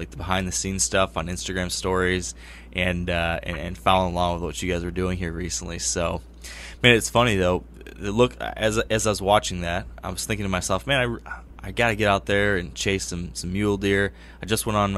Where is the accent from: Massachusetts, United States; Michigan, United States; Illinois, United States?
Michigan, United States; I'm from Michigan. I'm used to how we have it here